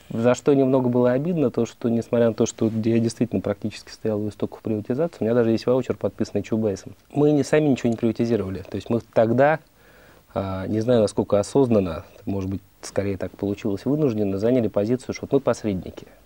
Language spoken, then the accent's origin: Russian; Moscow, Russia; born or raised there